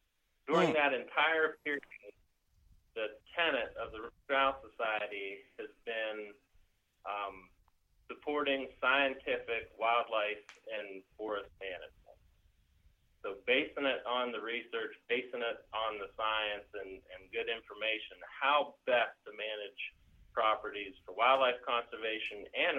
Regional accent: Pennsylvania, United States; And you know, growing up in Pennsylvania by rights, I thought, man, I've got the best job in the whole world.

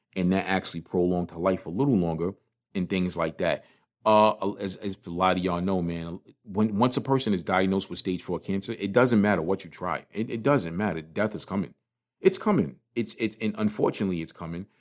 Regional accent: New York City, New York, United States; I grew up in Crown Heights. I grew up right over on Crown in Schenectady, down a block from Utica Avenue

